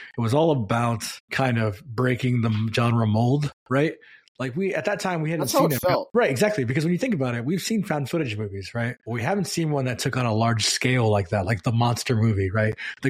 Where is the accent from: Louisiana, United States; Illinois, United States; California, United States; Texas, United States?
California, United States; I mean, we're all from Silicon Valley.